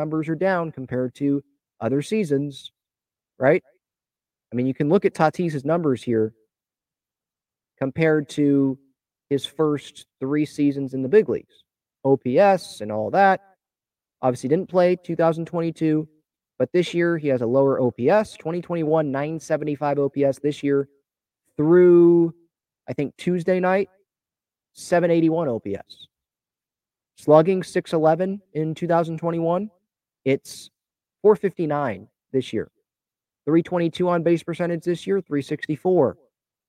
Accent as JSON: {"language": "English", "town": "San Diego", "region": "California", "country": "United States", "tie": "born or raised there", "said": "Growing up in San Diego"}